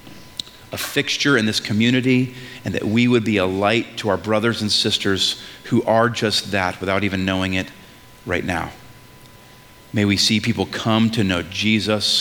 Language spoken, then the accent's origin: English; New England, United States; I'm from New England